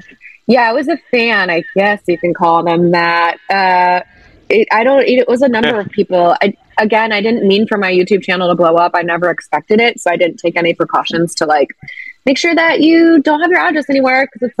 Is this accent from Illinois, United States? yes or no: yes; Chicago, Illinois, United States; also born or lived in Virginia / Seattle; now in Los Angeles, United States; I've lived in LA since 2009, and I moved here from Seattle, Washington. But I grew up in Chicago and Virginia, and I've always wanted to get into entertainment.